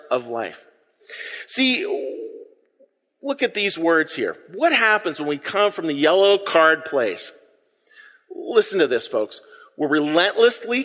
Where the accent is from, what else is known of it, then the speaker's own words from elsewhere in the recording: Pittsburgh, Pennsylvania, United States; I'm from Pittsburgh